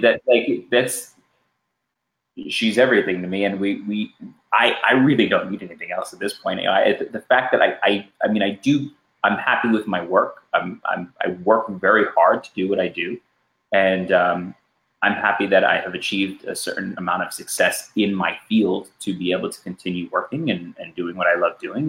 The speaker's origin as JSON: {"language": "English", "town": "New York City", "region": "New York", "country": "United States", "tie": "born or raised there", "also_born_or_lived": "Los Angeles, California", "said": "I grew up in New York City and, and Los Angeles for majority of my life"}